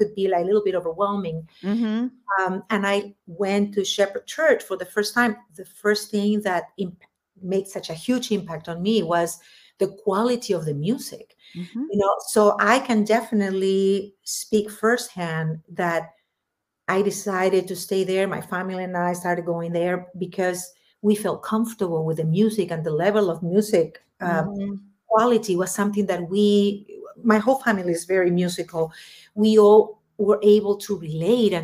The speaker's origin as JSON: {"language": "English", "region": "Lima", "country": "Peru", "tie": "born or raised there", "first_language": "Spanish", "second_language": "English", "moved": "as an adult", "lives_now": "Los Angeles, United States", "said": "when I was growing up in Peru"}